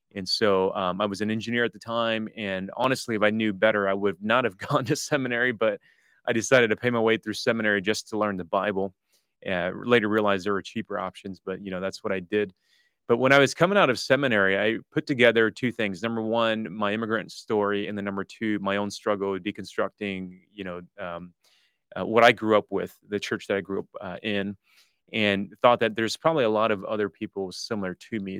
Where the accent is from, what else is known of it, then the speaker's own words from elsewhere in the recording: Detroit, Michigan, United States; moved away as an adult; also born or lived in Toronto; all my grade school years, high school years, um, was there